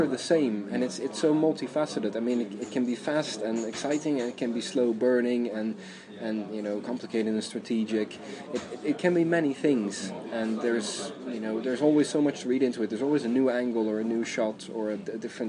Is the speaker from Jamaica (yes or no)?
no; Netherlands; also born or lived in Ireland; now in Sweden; I'm from Holland originally, and via a few years in Ireland, I ended up in Sweden